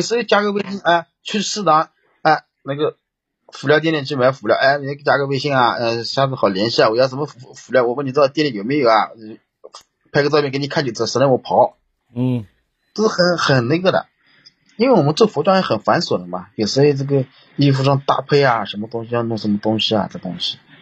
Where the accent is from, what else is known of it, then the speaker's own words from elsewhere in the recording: Jiangsu, China; moved away; 我老家也有房子， 我老家买了房子，你知道， 我老家是江苏的。啊。啊，我江苏买了房子